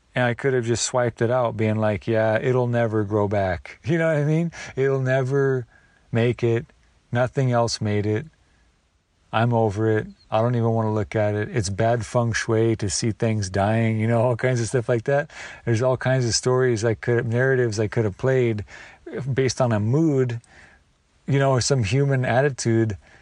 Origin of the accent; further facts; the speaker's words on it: the Northwest, Pacific Northwest, United States; All the blackberries I grew up with in the Northwest